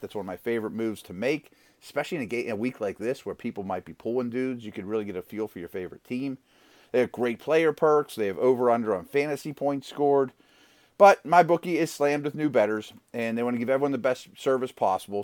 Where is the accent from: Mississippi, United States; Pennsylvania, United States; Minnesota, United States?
Pennsylvania, United States; Pittsburgh; here in my hometown of Pittsburgh